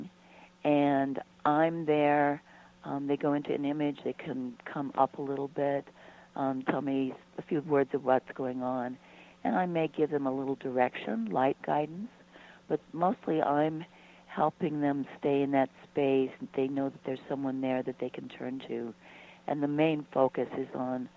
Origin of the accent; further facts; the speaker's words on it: San Luis Valley, Colorado, United States; now in Boulder, United States; I was born in the San Luis Valley.